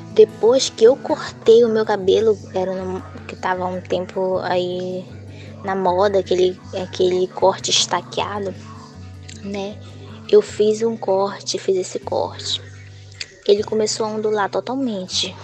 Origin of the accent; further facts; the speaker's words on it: Novo Aripuanã, Amazonas, Brazil; now in Porto Velho, Brazil; sou de Novo Ariponã, do Amazonas, e atualmente estou morando em Porto Velho, Rondônia